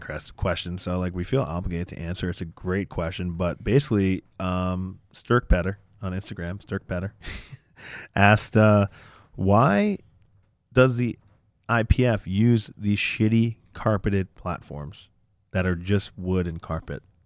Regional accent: United States; we're American

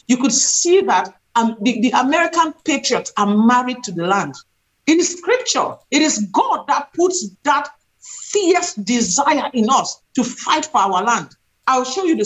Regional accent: Cameroon; now in United States; I've lived in this country for 30 years. I'm originally from Central Africa, Cameroon.

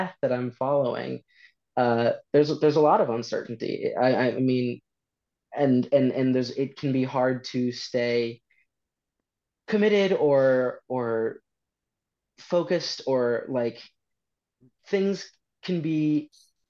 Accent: St. Paul, Minnesota, United States; moved away as an adult; now in London, United Kingdom; I grew up primarily in the Twin Cities, primarily St. Paul

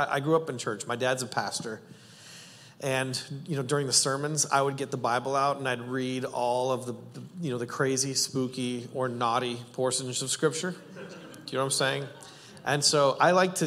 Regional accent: Canada; I'm Canadian

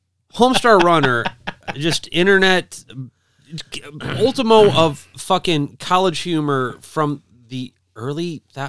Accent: Midwest, United States; we're from the Midwest.

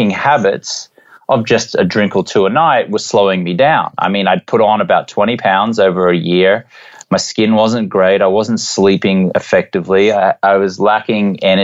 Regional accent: Brisbane, Queensland, Australia; moved away as an adult; also born or lived in London, England / Los Angeles; I grew up in Brisbane on the east coast of Australia

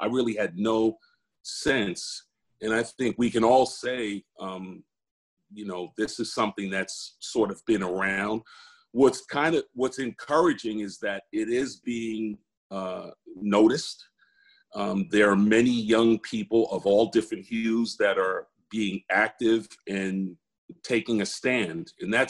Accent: New York City, New York, United States; growing up in the Bronx

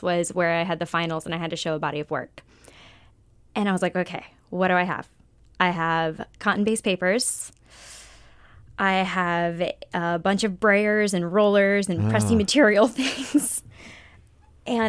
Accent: Florida, United States; moved away as an adult; I'm from Florida, like on the beaches.

